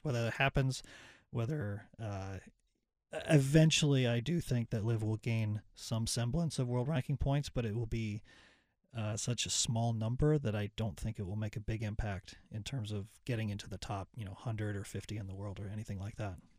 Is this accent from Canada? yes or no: yes; Ottawa, Ontario, Canada; now in North Carolina, United States; I grew up in Ottawa.